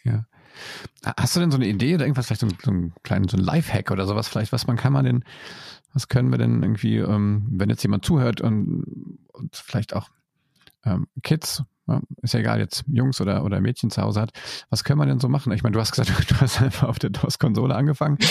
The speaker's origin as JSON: {"language": "German", "country": "Germany", "said": "hier bei uns in Deutschland"}